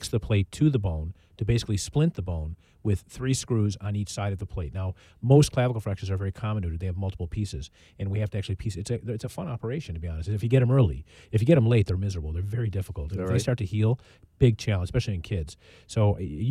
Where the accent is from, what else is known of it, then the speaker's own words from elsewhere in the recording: Highland Park, Illinois, United States; where I grew up and initially played football for the Park District of Highland Park